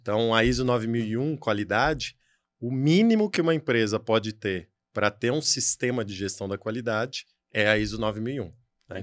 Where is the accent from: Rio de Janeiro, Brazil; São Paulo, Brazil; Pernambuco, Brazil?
São Paulo, Brazil; sou de São Paulo